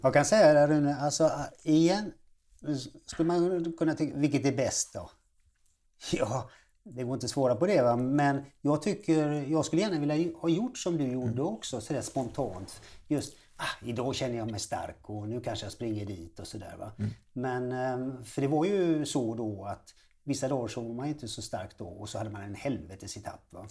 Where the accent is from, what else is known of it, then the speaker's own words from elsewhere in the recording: Gothenburg, Västra Götaland, Sweden; jag är född i Göteborg alltså och eh, uppvuxen i Göteborg